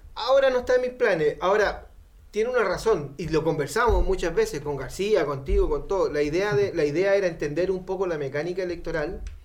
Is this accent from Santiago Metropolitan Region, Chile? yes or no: yes; Renca, Santiago Metropolitan Region, Chile; yo soy un poblador de Renca